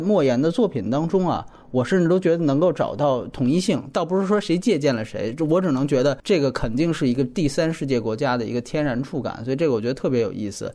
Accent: China; 我们中国人

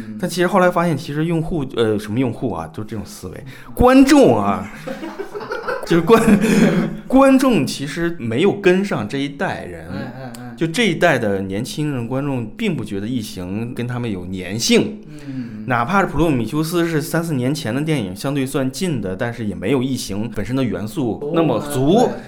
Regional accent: China; 我一年好累啊，我他妈特别的作为一个中国人好他妈苦难啊！

